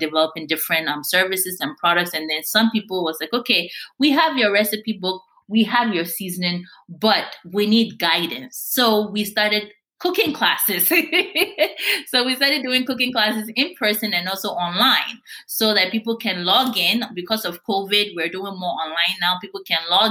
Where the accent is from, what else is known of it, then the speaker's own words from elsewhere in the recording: Ghana; moved away; also born or lived in Cincinnati, Ohio; I was born originally from West Africa, Ghana